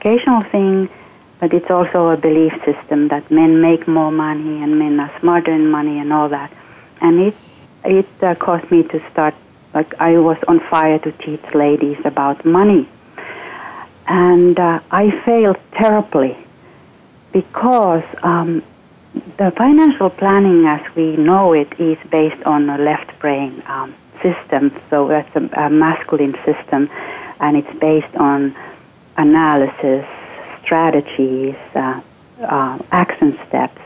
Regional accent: Finland; moved away; I'm originally from Finland

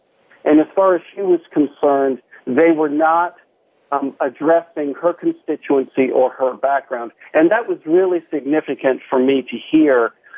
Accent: Columbus, Ohio, United States; born there; also born or lived in Charlotte; You know, I was born in Columbus, Ohio. We moved around a handful of times. I ended up in Charlotte, North Carolina for a good bit of my young adult life

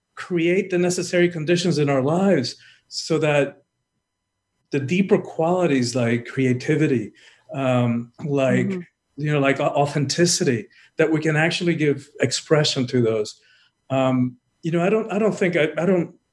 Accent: Cuba; I'm from the Caribbean. I'm, I'm Cuban born

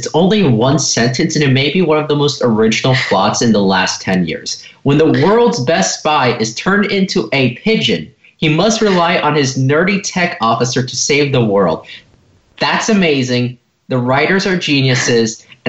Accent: Los Angeles, California, United States; from Los Angeles, and you're listening to Kids First Come Attractions.

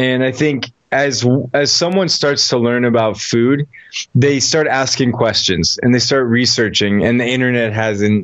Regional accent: Newton, Massachusetts, United States; I grew up just outside Boston in a place called Chestnut Hill, Newton, Massachusetts.

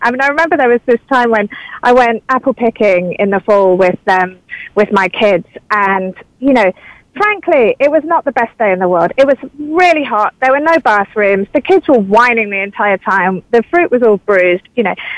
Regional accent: United Kingdom; moved away as an adult; now in California, United States; a British person arriving in California

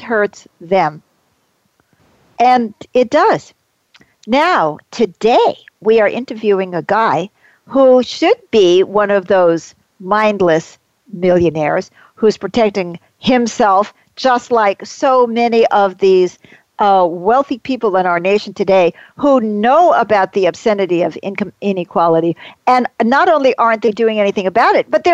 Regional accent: New York, United States; I grew up in New York

